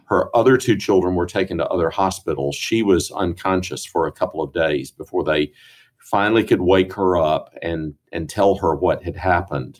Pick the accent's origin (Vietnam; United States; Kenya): United States; Greenville, South Carolina; moved away as an adult; also born or lived in St. Louis, Missouri / Edinburgh, Scotland; now in Jackson, United States; I grew up in Greenville